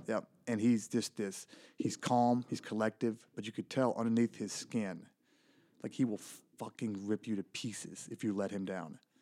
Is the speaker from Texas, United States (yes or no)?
yes; Elysian Fields, Texas, United States; Really small town in, in Northeast Texas. The town is called Elysian Fields